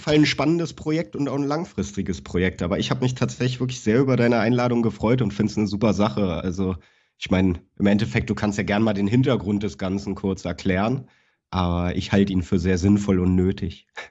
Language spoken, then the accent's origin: German; Berlin, Germany; moved away as an adult; now in Cologne, Germany; ich bin geboren und aufgewachsen in Berlin-Schöneberg